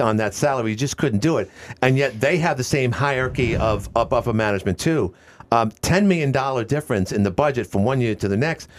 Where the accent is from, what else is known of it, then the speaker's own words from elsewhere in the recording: New York City, New York, United States; moved away; we're both from Queens